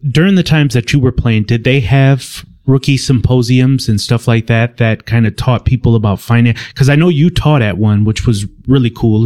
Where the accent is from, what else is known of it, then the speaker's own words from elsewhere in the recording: Milwaukee, Wisconsin, United States; I was born and raised in Milwaukee, Wisconsin